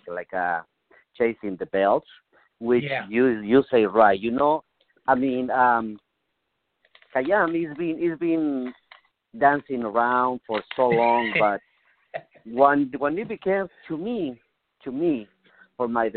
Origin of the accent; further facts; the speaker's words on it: Mexico; English is a second language; moved away as an adult; now in United States; I come from Mexico. I learned lucha libre in Mexico